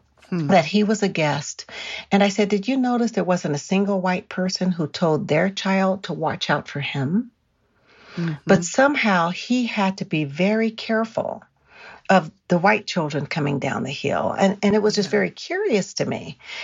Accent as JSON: {"language": "English", "region": "California", "country": "United States", "said": "But here we are again in Colorado. He takes my son sledding. And I'm from California, so I'd rather not go."}